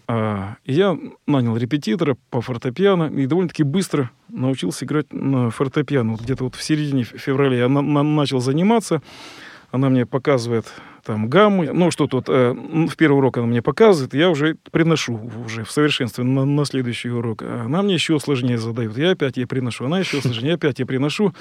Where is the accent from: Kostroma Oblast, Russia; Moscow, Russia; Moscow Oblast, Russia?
Kostroma Oblast, Russia; Kostroma; я из Костромы, там у нас вокруг леса.